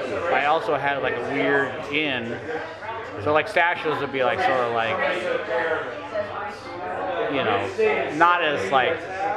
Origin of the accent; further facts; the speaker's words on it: Columbus, Ohio, United States; now in Chicago, United States; So when I grew up in Columbus.